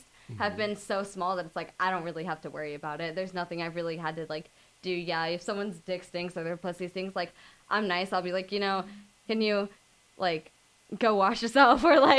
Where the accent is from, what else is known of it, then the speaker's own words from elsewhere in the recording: Tampa, Florida, United States; now in Los Angeles, United States; Coming from Florida, living in L.A., personally, for me, being born and raised in Tampa, Florida, I've lived in, you know, the same kind of place that I live in now